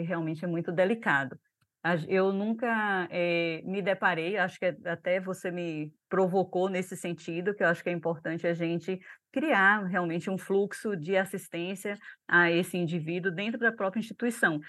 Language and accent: Portuguese; Brazil; Nós, enquanto brasileiros